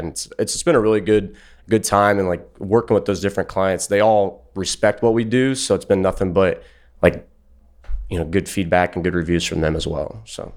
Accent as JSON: {"language": "English", "region": "Ohio", "country": "United States", "said": "I'm from Ohio"}